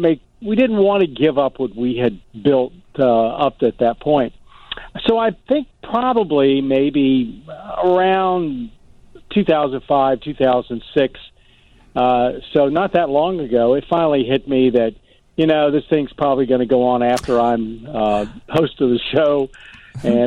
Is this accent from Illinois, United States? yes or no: no; North Carolina, United States; moved away as an adult; also born or lived in New York / Baltimore, Maryland; I was a kid from North Carolina